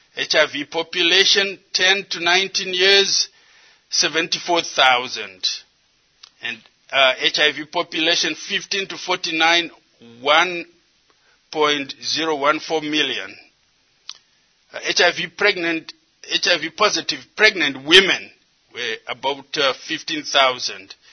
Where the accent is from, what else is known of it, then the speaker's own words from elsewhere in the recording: Zimbabwe; moved away as an adult; also born or lived in United States; I come from Zimbabwe, but I did most of my education here in the United States